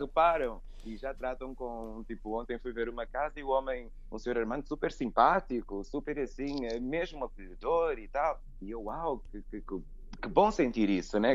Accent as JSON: {"language": "Portuguese", "country": "Angola", "tie": "born or raised there", "also_born_or_lived": "United States", "moved": "yes", "lives_now": "Portugal", "said": "Eu nasci em Portugal, só que sou filho de angolanos. E os meus pais, pronto, regressaram logo para Angola e eu, e eu cresci"}